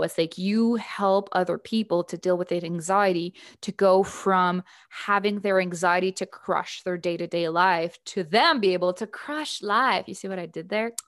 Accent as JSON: {"language": "English", "country": "Canada", "said": "my fellow Canadian with a French name"}